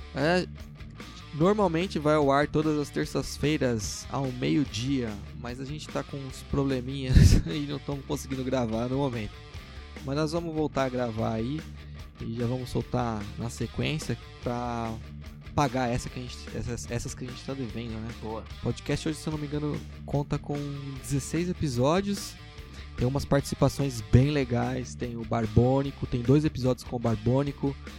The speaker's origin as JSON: {"language": "Portuguese", "town": "Guarulhos", "region": "São Paulo", "country": "Brazil", "said": "a gente é de Guarulhos, a gente é muito orgulhoso de ser de Guarulhos"}